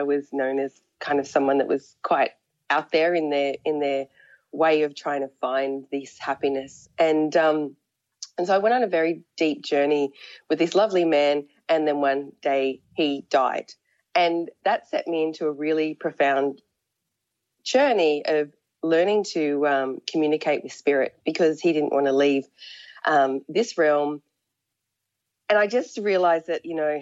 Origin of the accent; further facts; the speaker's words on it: Australia; I was born in Australia and I grew up in a country town